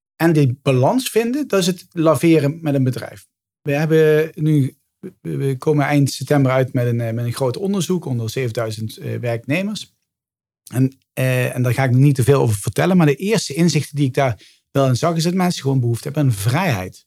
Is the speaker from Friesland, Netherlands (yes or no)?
no; Limburg, Netherlands; now in Amsterdam, Netherlands; van origine ben ik een Limburger die naar het westen verhuisd is